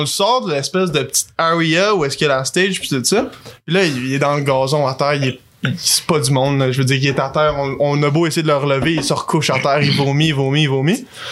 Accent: Canada; Les deux, on vient du Canada.

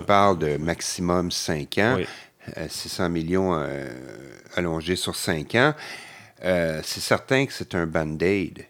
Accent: Montreal, Quebec, Canada; je suis québécois, montréalais, je ne bouge pas

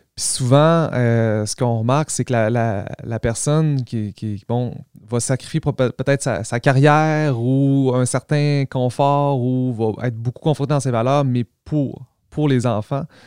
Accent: Quebec, Canada; nous, en tant que Québécois, on, a nos, travers

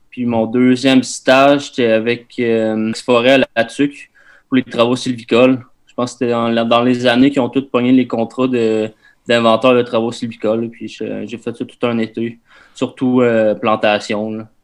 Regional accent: Drummondville, Quebec, Canada; j'ai grandi à Drummondville, dans le fond, centre du Québec.

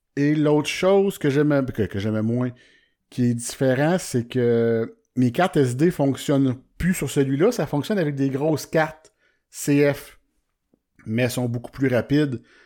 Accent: Warwick, Quebec, Canada; je suis de, de Warwick

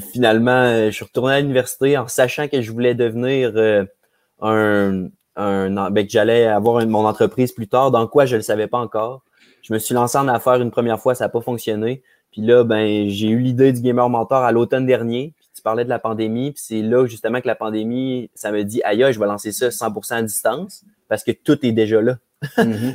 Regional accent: Quebec City, Quebec, Canada; je suis un petit gars de Québec. J'ai grandi à Charlebourg.

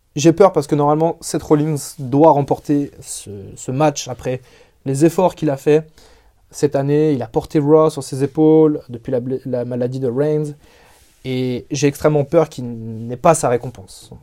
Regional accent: France; chez nous en France

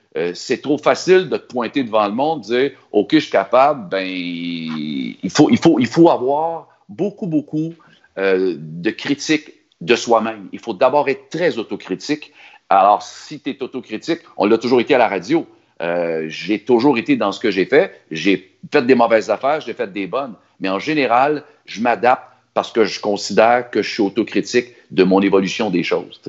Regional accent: Sorel-Tracy, Quebec, Canada; je suis de Sorel

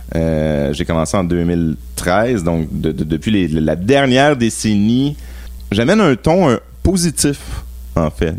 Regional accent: Laval, Quebec, Canada; Donc, euh, j'ai grandi à Laval.

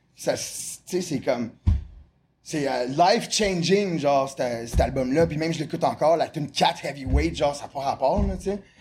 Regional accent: Montreal, Quebec, Canada; also born or lived in Repentigny; je suis né à Repentigny. Euh, à 7 ans, j'ai déménagé dans le West Island de Montréal.

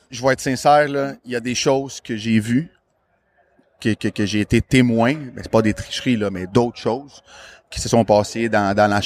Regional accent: Montreal, Quebec, Canada; quand qui, je leur disais que je venais de Montréal, sans exception, toute la gang, oh my God, I love it.

